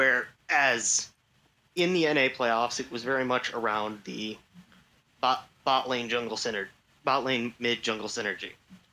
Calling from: Mason, Michigan, United States; I'm calling from Mason, Michigan, just south of Lansing.

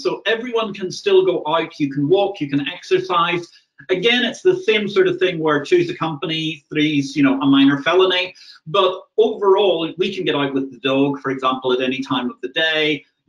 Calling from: Valletta, South Eastern Region, Malta; I'm speaking to you today from the ancient capital of Malta, Valletta. I'm sitting actually in a Maltese balcony

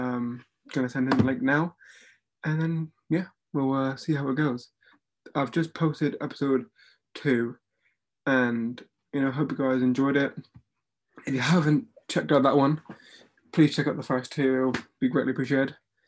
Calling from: Plymouth, South West England, United Kingdom; It's called Plymouth. It's like down the bottom.

